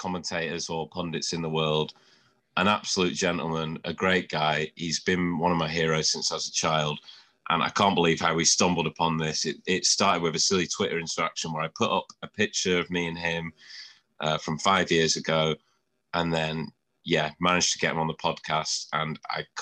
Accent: Shrewsbury, West Midlands, United Kingdom; also born or lived in Old Trafford, Manchester; now in Manchester, United Kingdom; I'm from Shrewsbury originally

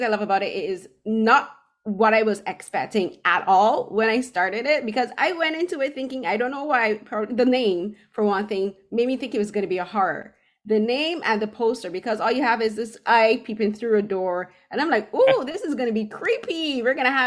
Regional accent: Barbados; now in Toronto, Canada; I'm originally from Barbados, but I live in Toronto now

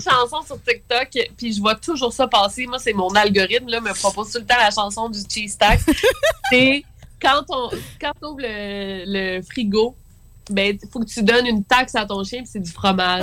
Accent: Quebec City, Quebec, Canada; je viens de Québec

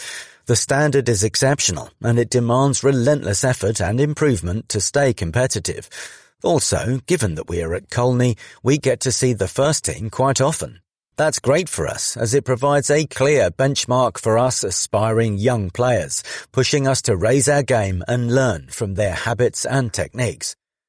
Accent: Hainault, London, United Kingdom; I grew up in the East London Essex area around Hainault.

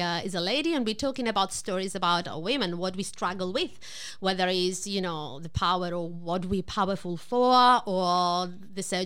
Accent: Italy; English is a second language; moved away as an adult; also born or lived in United Kingdom; now in Australia; I'm Italian. I've been in Australia from 2006.

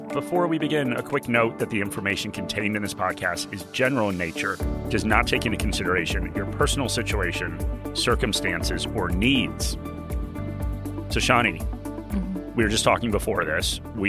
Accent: Australia; As an Australian, and I'll have to get this visa.

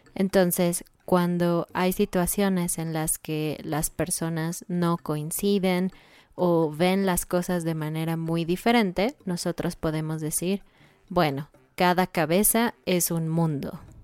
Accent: Mexico; obviamente somos mexicanos y pensamos que el español de México es el mejor

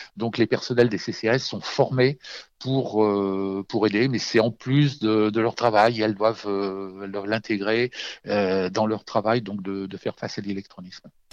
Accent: Auvergne-Rhône-Alpes, France; chez moi en Auvergne

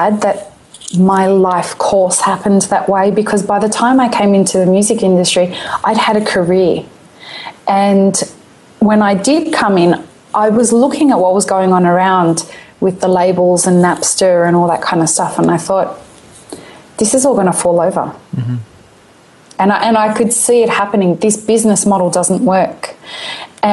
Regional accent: Syria; I'm from Syria

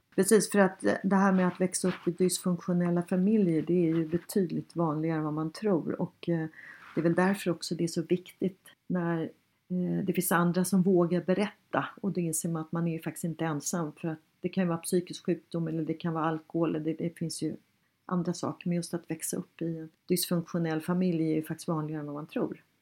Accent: Sweden; vi svenskar är

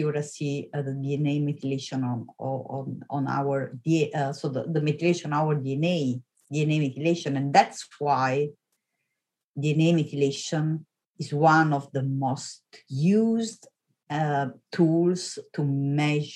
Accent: Italy; moved away as an adult; also born or lived in Vienna, Austria / Oxford, United Kingdom; now in Stanford, United States; I'm Italian. So I come from Italy. I was born and raised in Italy

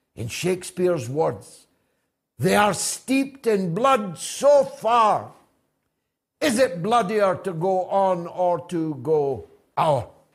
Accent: Dundee, Scotland, United Kingdom; my hometown of Dundee

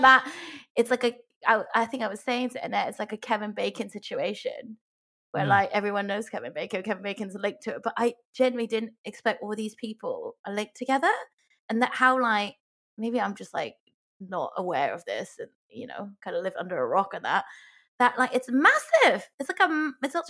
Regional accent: Hong Kong; I grew up in Hong Kong

